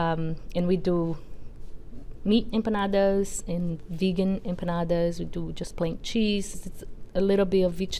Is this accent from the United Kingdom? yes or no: no; Brazil; now in Tiverton, United States; So I am originally from Brazil